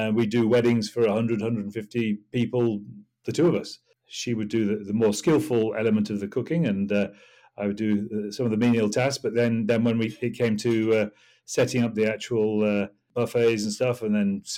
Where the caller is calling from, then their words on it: South East England, United Kingdom; It was sunny Hampshire. It may have started drizzling again, but it's sunny Hampshire, let's say.